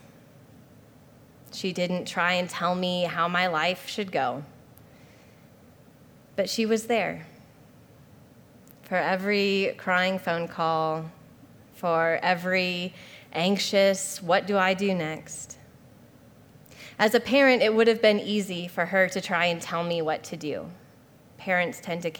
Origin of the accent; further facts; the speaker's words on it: Spokane, Washington, United States; also born or lived in Hawaii; the school that's literally in my hometown where my dad teaches